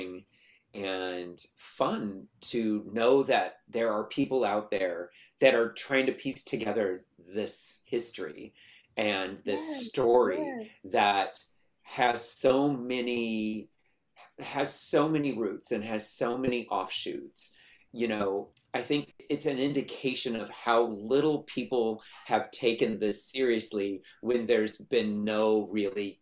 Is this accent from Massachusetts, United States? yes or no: no; Sacramento, California, United States; moved away as an adult; also born or lived in Utah / Los Angeles; now in Long Beach, United States; I grew up in Sacramento